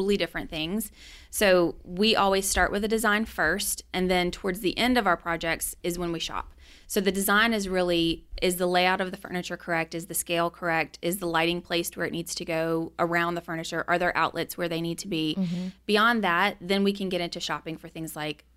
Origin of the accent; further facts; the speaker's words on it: Baton Rouge, Louisiana, United States; I grew up in Baton Rouge